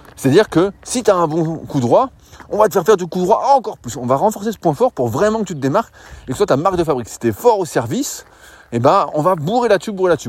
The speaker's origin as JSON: {"language": "French", "country": "France", "said": "nous, en tant que Français"}